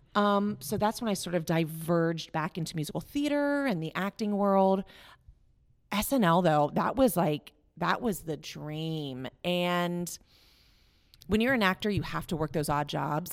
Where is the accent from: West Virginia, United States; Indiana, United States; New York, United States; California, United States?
West Virginia, United States; moved away as an adult; I'm from West Virginia originally